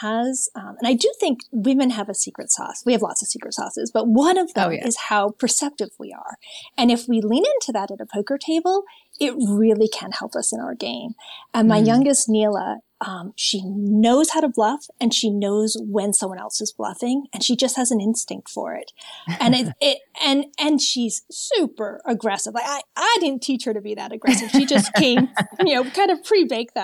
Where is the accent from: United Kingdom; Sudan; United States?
United States; Maine; I'm from New England. I'm from Maine.